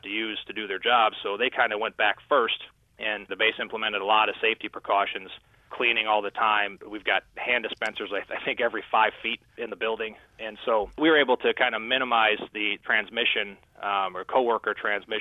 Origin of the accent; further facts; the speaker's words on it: Midwest, United States; I'm from the Midwest